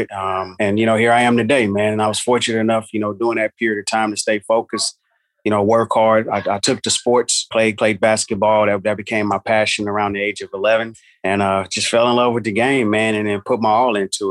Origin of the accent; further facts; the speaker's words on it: Houston, Texas, United States; moved away as an adult; also born or lived in San Diego; I'm actually from Houston, Texas, born and raised in Houston, grew up there up until I graduated from high school in 96